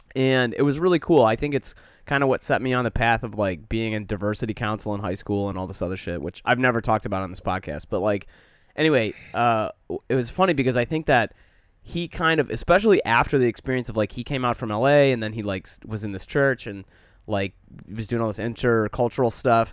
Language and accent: English; Detroit, Michigan, United States; now in Chicago, United States; growing up in Metro Detroit